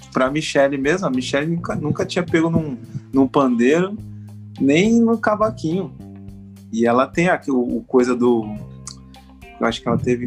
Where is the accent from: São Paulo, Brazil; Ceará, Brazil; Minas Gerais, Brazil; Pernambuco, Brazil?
São Paulo, Brazil; Mauá; moved away as an adult; also born or lived in Japan; now in Rio de Janeiro, Brazil; eu sou é, natural de, do município de Mauá. Mauá é ali na periferia de São Paulo. E aí eu vivi em Mauá até os 18